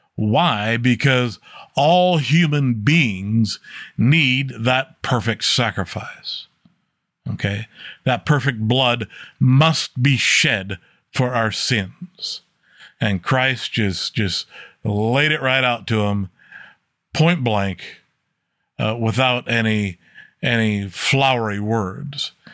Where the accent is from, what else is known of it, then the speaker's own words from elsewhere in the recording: United States; I as an American